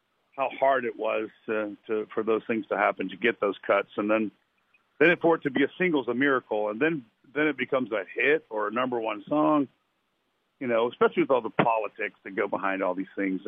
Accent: Lynchburg, Virginia, United States; moved away; the James River goes right through my hometown, Lynchburg

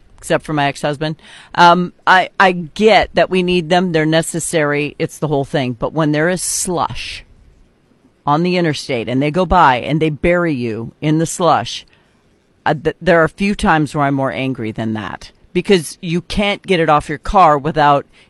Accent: North Dakota, United States; moved away as an adult; I'm from North Dakota.

